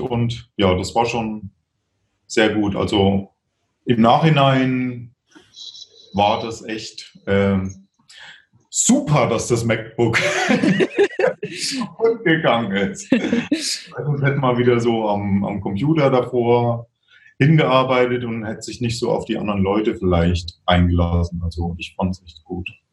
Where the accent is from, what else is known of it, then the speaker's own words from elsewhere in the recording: Thuringia, Germany; now in Regensburg, Germany; die dann in äh, Thüringen war, so, also wo ich herkomme